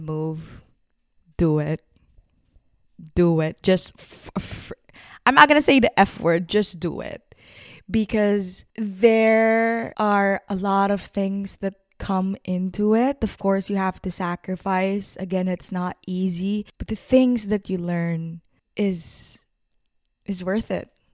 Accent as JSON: {"language": "English", "country": "Philippines", "moved": "as an adult", "lives_now": "Vancouver, Canada", "said": "I have moved to Vancouver, Canada in twenty nineteen. I am from the Philippines. I am a Filipina"}